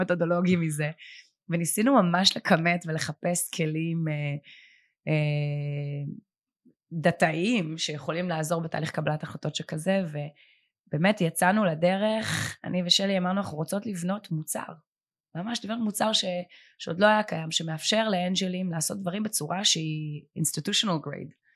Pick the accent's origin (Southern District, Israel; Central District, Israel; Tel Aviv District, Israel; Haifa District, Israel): Tel Aviv District, Israel; Herzliya; אני גדלתי בהרצליה